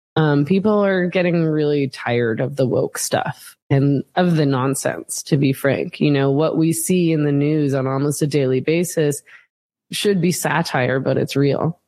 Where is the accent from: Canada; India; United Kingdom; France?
Canada; Vancouver, British Columbia; I'm from Vancouver